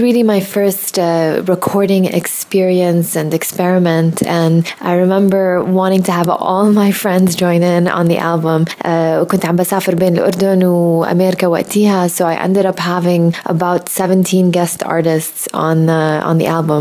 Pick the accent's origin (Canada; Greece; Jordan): Jordan; moved away as an adult; also born or lived in Michigan, United States; I was born and raised in Jordan